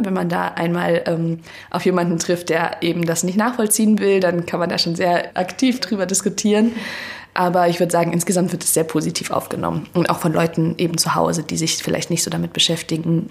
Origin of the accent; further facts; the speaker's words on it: Hesse, Germany; moved away as an adult; now in Berlin, Germany; ich komme ursprünglich aus Hessen und ich bin auch fürs Studium hergezogen